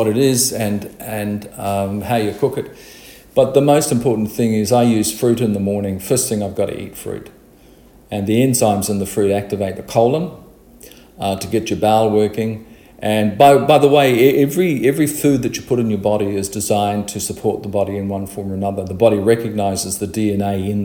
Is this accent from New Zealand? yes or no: yes; New Zealand; me as a child experienced growing up in New Zealand